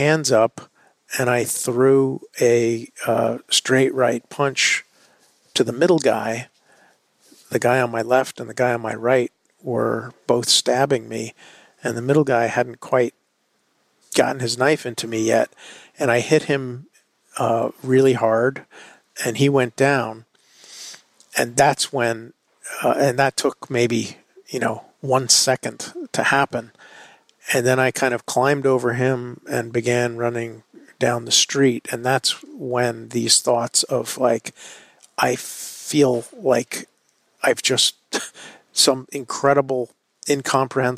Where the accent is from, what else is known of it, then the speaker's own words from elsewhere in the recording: New York City, New York, United States; as a New Yorker